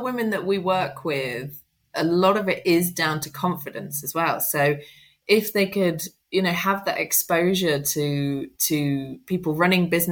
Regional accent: Midlands, United Kingdom; first language English; now in London, United Kingdom; I'm from the Midlands originally

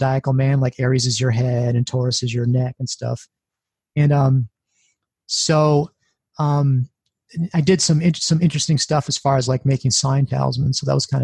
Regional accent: Midwest, United States; I'm from the Midwest

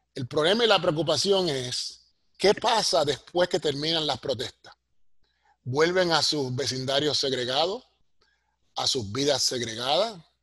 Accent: Puerto Rico; moved away as an adult; now in United States; Los que estamos en esta posición en Estados Unidos, que somos boricuas, criados en la isla, pero trabajamos acá

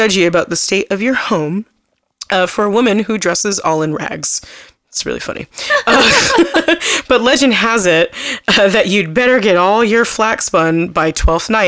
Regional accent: United States; us American people

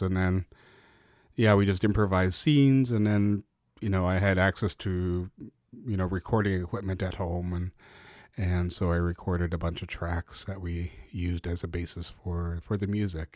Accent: Vancouver, British Columbia, Canada; also born or lived in Tacoma, Washington; I grew up in, grew up in East Van on, on eighteenth and Main, Mount Pleasant area.

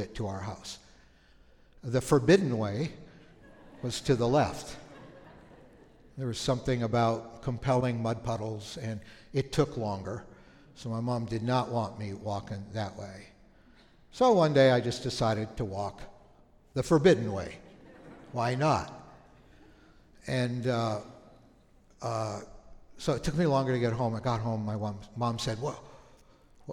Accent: Thunder Bay, Ontario, Canada; moved away; We grew up in Canada, on the north side of the Lake Superior called Thunder Bay

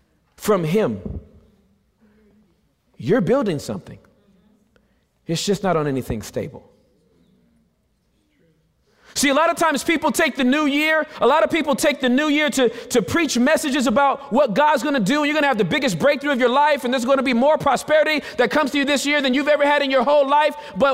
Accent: California, United States; You see, I'm from Southern California.

